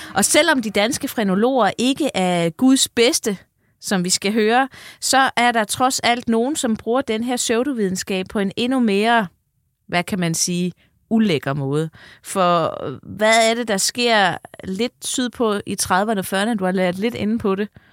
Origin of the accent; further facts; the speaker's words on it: North Funen, Southern Denmark, Denmark; jeg er faktisk fra Nordfyn